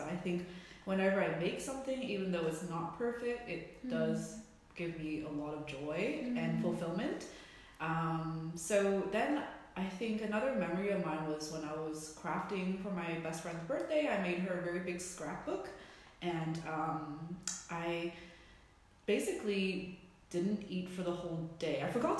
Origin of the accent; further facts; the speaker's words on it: Vancouver, British Columbia, Canada; also born or lived in Hong Kong; now in Hamburg, Germany; I'm from Vancouver, Canada. I was born in Hong Kong, and I moved when I was 12 to Vancouver. And around 5 years ago, I moved here to Hamburg, where I'm sitting with you right now, in Germany